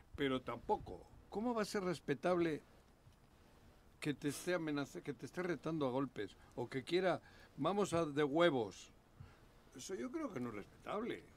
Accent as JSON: {"language": "Spanish", "town": "Cuernavaca", "region": "Morelos", "country": "Mexico", "said": "de Cuernavaca, de, Morelos, porque saben que estoy aquí, que soy de aquí"}